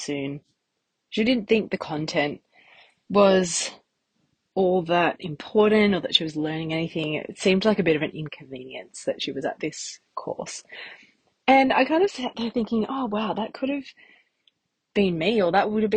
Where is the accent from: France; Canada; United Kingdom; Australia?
Australia; Newcastle, New South Wales; I grew up in Newcastle. I went to uni here